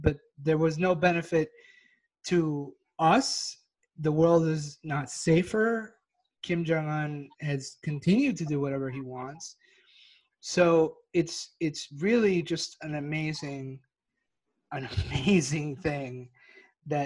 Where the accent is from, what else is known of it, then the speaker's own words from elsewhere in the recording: Texas, United States; I'm from Texas